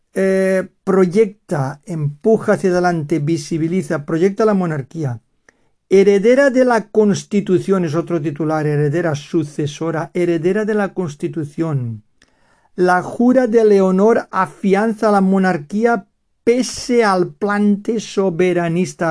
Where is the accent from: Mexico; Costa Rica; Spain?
Spain; Valencian Community; first language Spanish; aquí la comunidad valenciana de donde soy yo